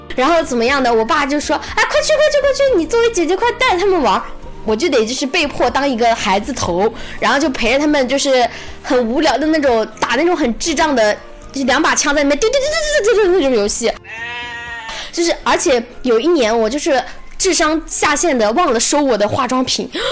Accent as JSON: {"language": "Chinese", "region": "Shandong", "country": "China", "said": "我是是的北方的家庭哦，我是山东人"}